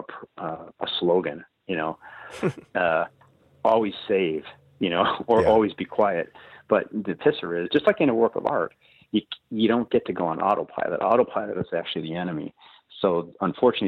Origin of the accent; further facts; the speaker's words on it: Chicago, Illinois, United States; I was raised in Chicago on the South Side